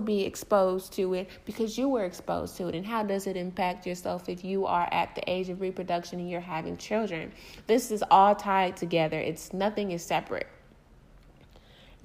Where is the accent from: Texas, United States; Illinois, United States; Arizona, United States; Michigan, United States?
Michigan, United States; Detroit; I'm from Detroit